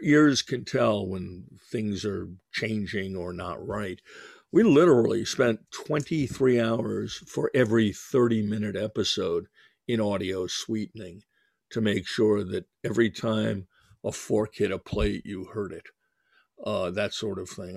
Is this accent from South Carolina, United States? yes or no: no; New York, United States; I'm Jewish and from New York